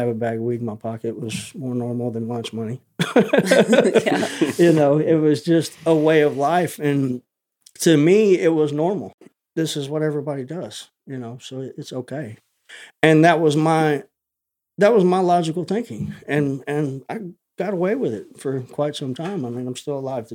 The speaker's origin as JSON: {"language": "English", "town": "Tomball", "region": "Texas", "country": "United States", "tie": "born or raised there", "said": "I was born here in Tomball, Texas. I have lived 30 minutes from here the majority of my life."}